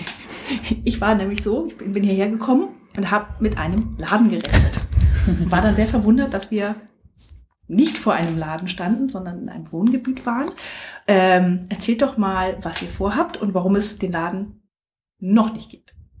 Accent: Speyer, Rhineland-Palatinate, Germany; Und heute sind wir in Speyer, meiner Geburtsstadt. Da bin ich geboren und aufgewachsen.

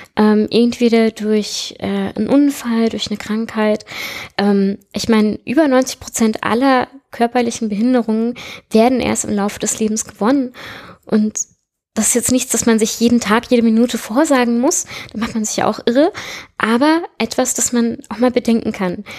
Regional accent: Southern Germany, Germany; moved away as an adult; ich komme aus Süddeutschland, aus einer Kleinstadt

